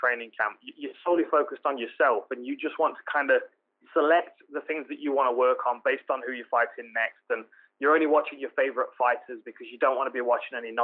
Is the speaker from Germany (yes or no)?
no; Nottingham, East Midlands, United Kingdom; my hometown, Nottingham